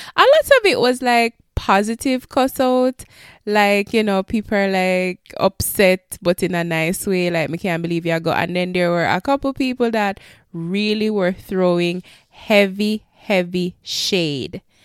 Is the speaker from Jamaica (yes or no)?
yes; Jamaica; moved away; help our country that we were raised and born